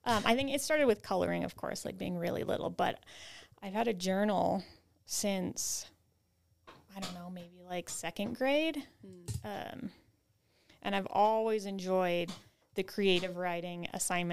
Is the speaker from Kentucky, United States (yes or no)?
no; California, United States; moved away as an adult; also born or lived in Nevada / Tennessee; growing up in California